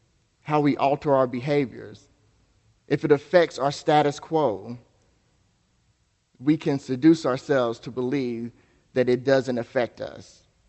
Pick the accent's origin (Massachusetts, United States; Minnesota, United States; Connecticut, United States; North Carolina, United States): North Carolina, United States; Asheville; Even right here in Asheville, as I grew up in the South Side and West Asheville, and just to be exact, it was on Livingston Street right across from the now Editing Center, and on Burton Street.